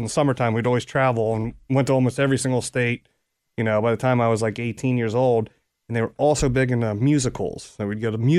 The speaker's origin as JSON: {"language": "English", "town": "Cincinnati", "region": "Ohio", "country": "United States", "tie": "born or raised there", "said": "Yep, I grew up in Anderson Township."}